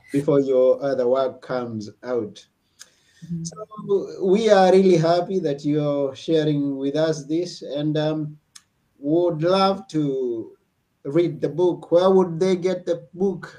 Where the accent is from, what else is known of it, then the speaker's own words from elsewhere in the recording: Kenya; now in Athens, Greece; I'm personally from Kenya, but mm. I'm mm-hmm. currently in Athens, Greece